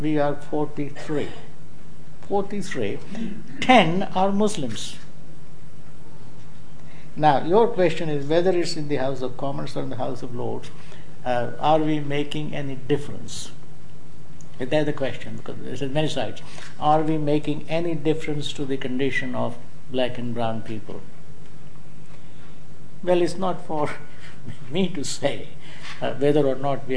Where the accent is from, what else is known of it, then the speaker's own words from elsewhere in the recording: India; now in Hull, United Kingdom; I happen to be an Indian